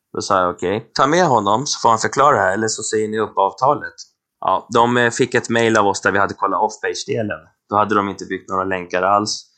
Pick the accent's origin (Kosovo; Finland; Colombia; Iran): Colombia; moved away; Jag är förvisso från Colombia.